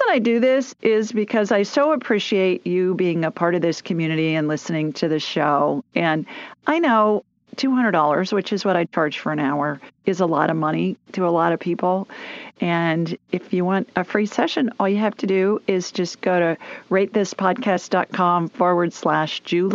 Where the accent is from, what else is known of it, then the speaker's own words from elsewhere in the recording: Columbus, Ohio, United States; moved away as an adult; also born or lived in Sioux Falls, South Dakota; now in Birmingham, United States; I grew up in Columbus